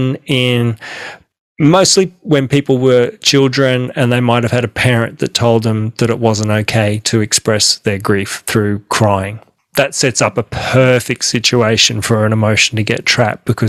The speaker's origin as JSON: {"language": "English", "country": "Australia", "said": "I'm an Aussie, I'm an Australian"}